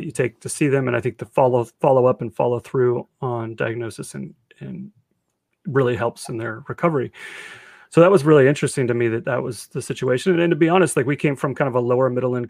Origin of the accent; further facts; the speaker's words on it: Redmond, Washington, United States; also born or lived in Atlanta, Georgia; I grew up in Redmond, and my parents, we moved here from Atlanta